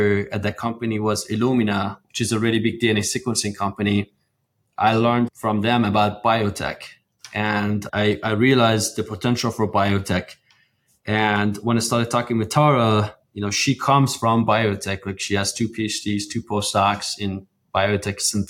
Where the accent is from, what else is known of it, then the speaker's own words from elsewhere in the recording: Iran; moved away as an adult; now in Houston, United States; I grew up in Iran, went to college for petroleum engineering